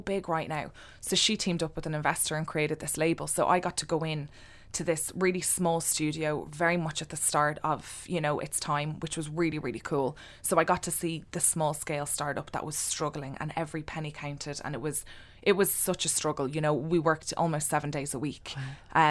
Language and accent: English; Ireland; also born or lived in London; be proud of being an Irish designer working from Ireland.